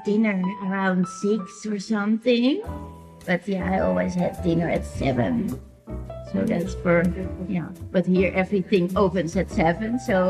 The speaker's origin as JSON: {"language": "English", "country": "Netherlands", "moved": "as an adult", "lives_now": "Milan, Italy", "said": "I'm from the Netherlands, and at the moment living in Milan"}